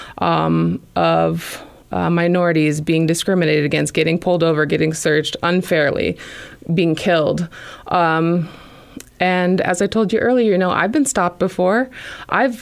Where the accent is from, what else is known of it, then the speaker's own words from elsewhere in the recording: Clarion, Iowa, United States; also born or lived in Indianola, Iowa; I grew up, as you said, Clarion, Iowa, small rural town